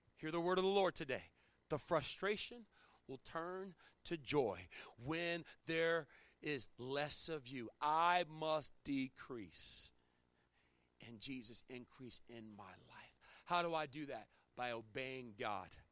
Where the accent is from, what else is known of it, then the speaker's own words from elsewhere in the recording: Chesapeake Bay area, United States; moved away; I'm from the Chesapeake Bay Area.